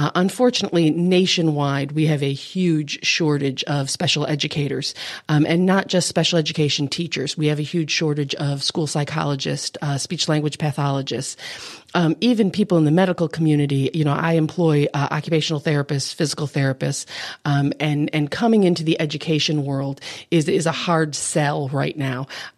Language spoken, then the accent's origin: English; Buffalo, New York, United States; I am originally from Buffalo, New York, so you will notice that I have the homeless accent. When I go up north, I am teased unmercifully for having a southern accent